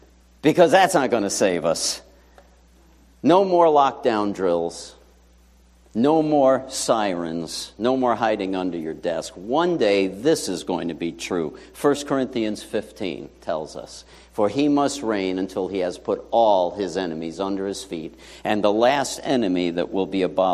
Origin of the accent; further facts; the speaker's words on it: New York City, New York, United States; moved away; I grew up in New York City, PS 79 in Whitestone, best school ever